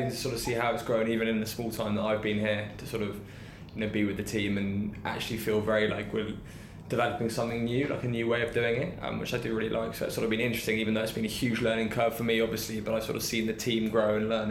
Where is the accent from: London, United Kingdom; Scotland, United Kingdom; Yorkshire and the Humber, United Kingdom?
London, United Kingdom; I was from East London and lived in North quite a long time